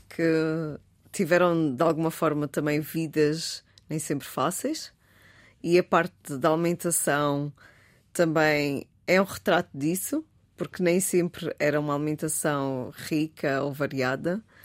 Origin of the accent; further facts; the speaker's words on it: Madeira, Portugal; a nossa tradição madeirense, como portuguesa